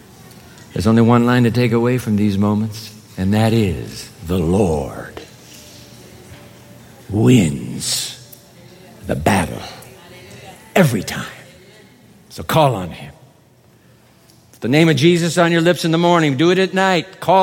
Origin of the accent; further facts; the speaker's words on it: Singapore; also born or lived in Japan; I grew up in Singapore as well as Japan. Went to school in Singapore.